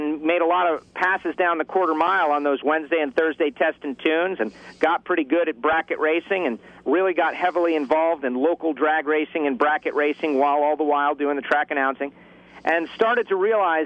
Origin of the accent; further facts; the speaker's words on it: South Florida, United States; I started out at Miami Hollywood Speedway, a local track we had here in South Florida